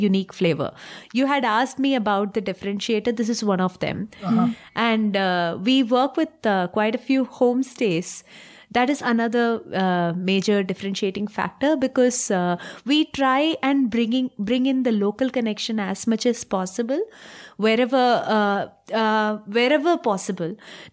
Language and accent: English; Tamil Nadu, India; I am from Tamil Nadu.